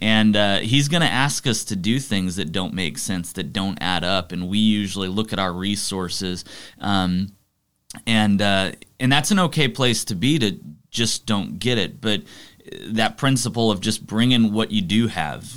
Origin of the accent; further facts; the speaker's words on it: Arlington, Texas, United States; Grew up in Arlington, Texas